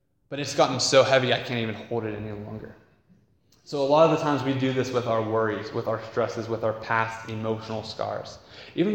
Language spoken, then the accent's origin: English; United States; as American Westerners